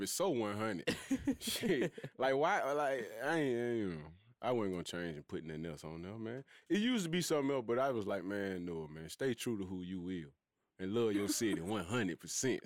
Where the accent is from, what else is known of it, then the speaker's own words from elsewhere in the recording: Birmingham, Alabama, United States; I'm from Birmingham